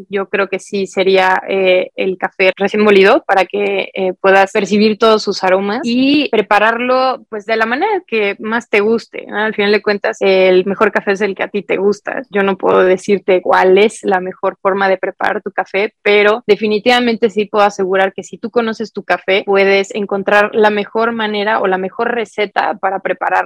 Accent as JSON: {"language": "Spanish", "town": "Tapachula", "region": "Chiapas", "country": "Mexico", "said": "yo soy de Chiapas, de Tapachulas, frontera con Guatemala"}